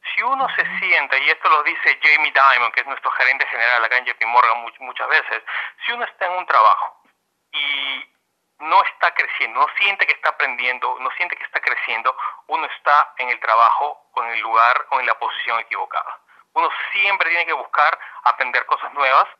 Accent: Peru; moved away as an adult; now in United States; habiendo crecido en Perú en los años 80, años 90

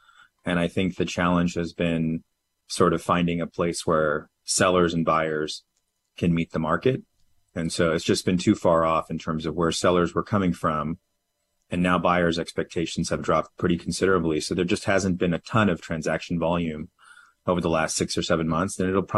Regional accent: California, United States; also born or lived in New York / Washington, D.C.; now in Texas, United States; I moved to Texas in 2019 from New York, and then prior to that, lived in D.C. and then grew up in California.

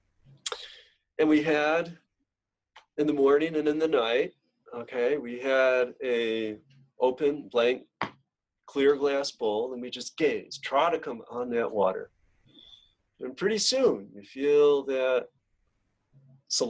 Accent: Genesee River Valley, near Lake Ontario, New York, United States; my hometown

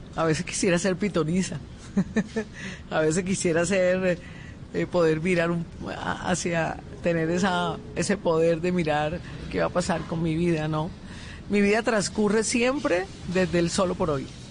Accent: Colombian Caribbean coast, Caribbean Region, Colombia; yo soy más beisbolera como buena costeña.

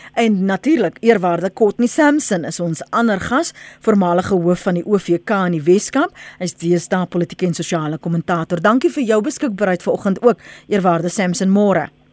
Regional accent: South Africa

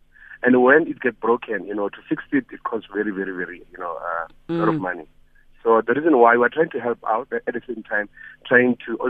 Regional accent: Mokopane, Limpopo, South Africa; Friends, I'm coming from a village called Pudiakopa in Mokopane.

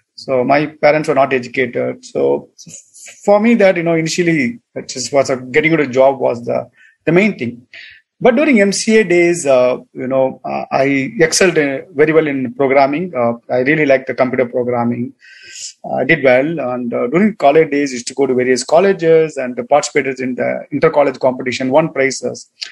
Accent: Tamil Nadu, India; moved away as an adult; also born or lived in United States; I'm from Tamil Nadu

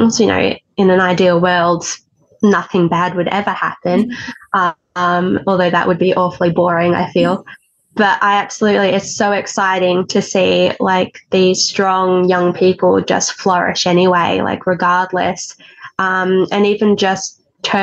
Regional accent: Stawell, Victoria, Australia; moved away; also born or lived in Ballarat / Melbourne; now I'm back where it all began in Stawell

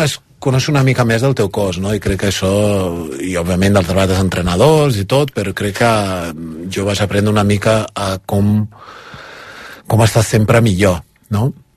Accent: Brazil; now in Spain; Soc brasiler espanyol, les dues coses

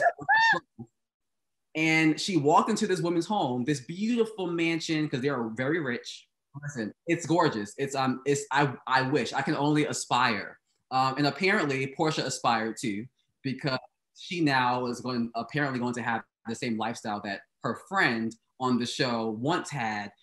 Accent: Brooklyn, New York, United States; growing up in Brooklyn, I didn't see a lot of Black Muslims

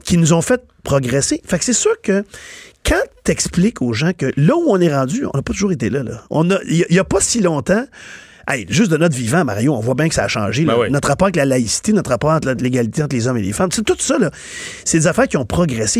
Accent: Quebec, Canada; je première génération d'un immigrant et je suis né ici

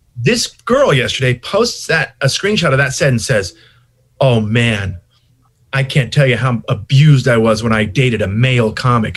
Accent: Long Beach, California, United States; also born or lived in Santa Monica, California / Hollywood, California; I was raised in Long Beach for the rest of my life down here

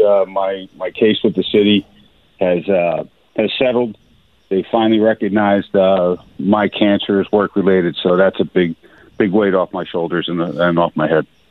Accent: Philadelphia, Pennsylvania, United States; I grew up in South Philly. I lived in South Philly.

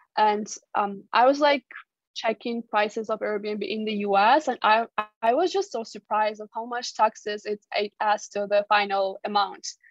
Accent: Georgia

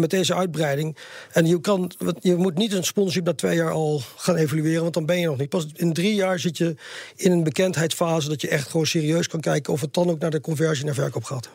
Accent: Netherlands; also born or lived in Sydney, Australia; als Nederlander

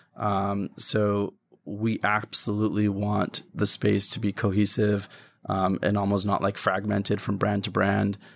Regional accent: Canada; I grew up in Canada

